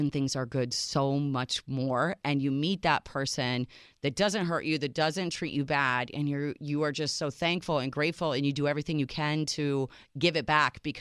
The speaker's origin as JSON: {"language": "English", "country": "Serbia", "first_language": "Serbian", "second_language": "English", "said": "So, Serbia, Yugoslavia back then"}